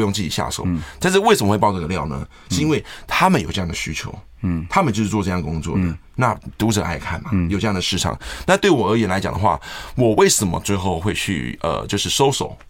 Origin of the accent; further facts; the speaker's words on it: Taiwan; 我们在俊春长大